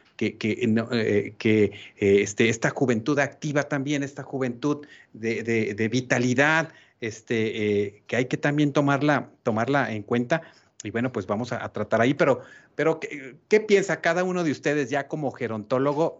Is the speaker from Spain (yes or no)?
no; Mexico